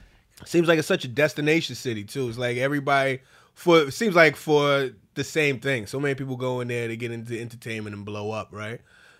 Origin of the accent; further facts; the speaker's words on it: New York, United States; as a New Yorker